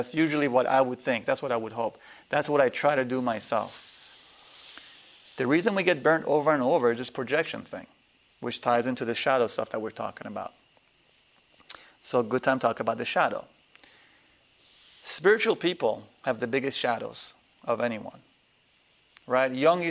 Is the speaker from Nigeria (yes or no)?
yes; Nigeria; also born or lived in Afghanistan / Pakistan; You live in cultures I was raised in Nigeria, in Afghanistan, in Pakistan, you have 8 people living in one room.